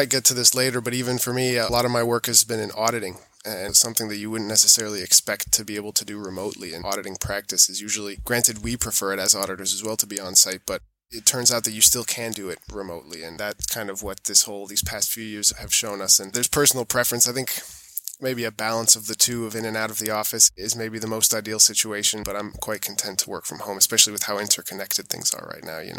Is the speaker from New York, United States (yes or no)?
yes; New York, United States; born there; my mom's American, hence the accent, and I was born in New York